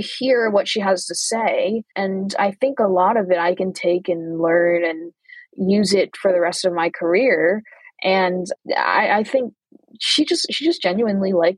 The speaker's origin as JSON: {"language": "English", "country": "United States", "said": "I'm American"}